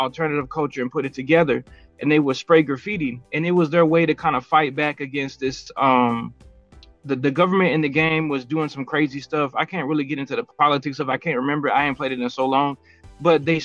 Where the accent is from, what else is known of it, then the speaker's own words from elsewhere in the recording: Columbus, Georgia, United States; moved away as an adult; now in Phoenix, United States; I'm born and raised in Columbus, Georgia, lived there all the way up until about 2020. And then we moved out here, and I've been in Phoenix for about 3 years